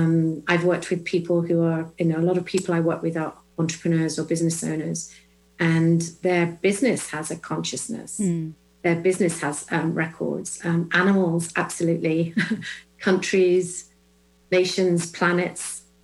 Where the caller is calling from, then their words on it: Illinois, United States; I'm joining you from just west of Chicago in Illinois.